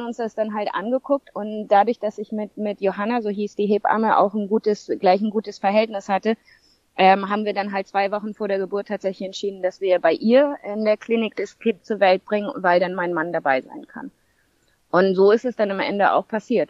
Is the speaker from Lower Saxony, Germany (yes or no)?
no; St. Peter-Ording, Schleswig-Holstein, Germany; moved away as an adult; now in Zanzibar, Tanzania; Ich bin ursprünglich aus Norddeutschland, St. Peter-Ording. Dort bin ich geboren und aufgewachsen.